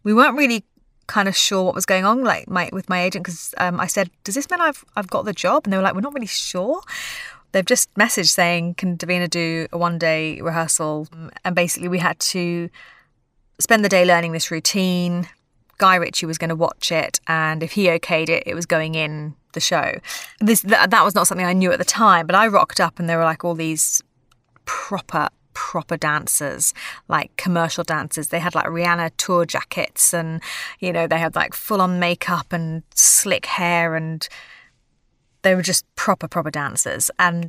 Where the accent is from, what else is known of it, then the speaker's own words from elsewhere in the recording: London, United Kingdom; But I think growing up in London and in the sort of musical theatre world or acting world in general, it's sort of like a massive melting pot.